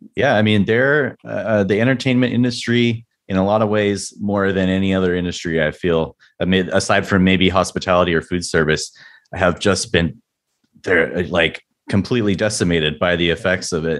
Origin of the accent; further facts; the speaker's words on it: San Diego, California, United States; was born and raised in San Diego